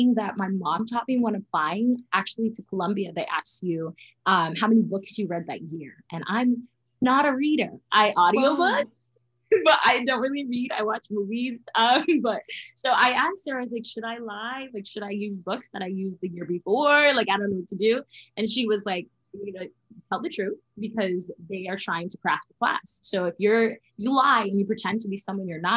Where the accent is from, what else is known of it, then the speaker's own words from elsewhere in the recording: Jamaica; moved away; I am originally from Jamaica. So I would go down to Jamaica once a year